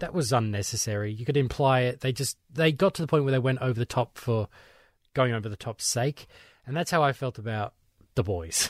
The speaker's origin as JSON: {"language": "English", "country": "Australia", "said": "for my Australian ears"}